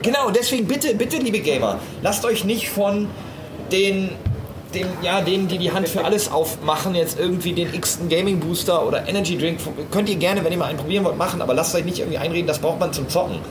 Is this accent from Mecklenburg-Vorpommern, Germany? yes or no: no; Münsterland, North Rhine-Westphalia, Germany; moved away; aus meiner ähm, Hometown, also ich komme aus Münsterland